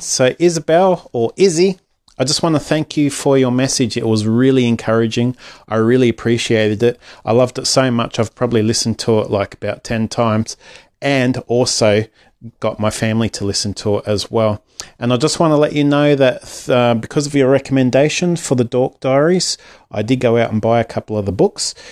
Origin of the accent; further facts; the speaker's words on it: Australia; otherwise known as …